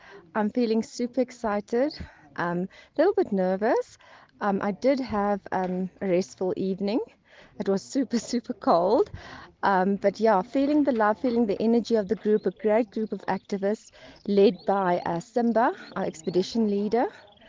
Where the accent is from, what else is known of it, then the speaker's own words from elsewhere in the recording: Eastern Cape, South Africa; I'm from the Eastern Cape, and I'm joining the Trek for Mandela this July 2022.